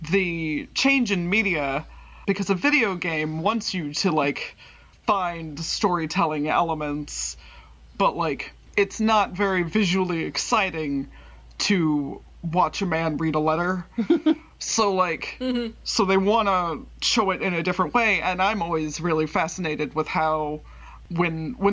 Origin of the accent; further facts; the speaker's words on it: Texas, United States; we're from Central Texas, so we had that moment where we're both like, ah, I've been there.